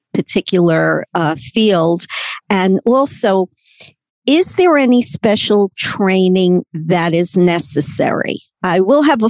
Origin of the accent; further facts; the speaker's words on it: New York City, New York, United States; accent: Brooklyn; I'm, born and raised in Brooklyn